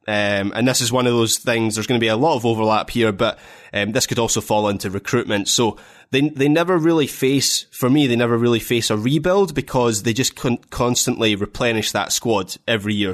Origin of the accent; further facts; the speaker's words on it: Scotland, United Kingdom; being a Scot